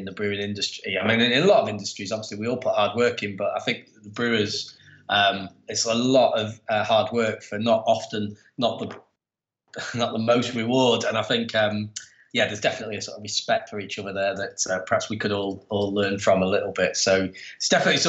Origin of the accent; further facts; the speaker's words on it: Preston, North West England, United Kingdom; moved away as an adult; now in Manchester, United Kingdom; I'm from a small town kind of about an hour away from here up in the Northwest called Preston.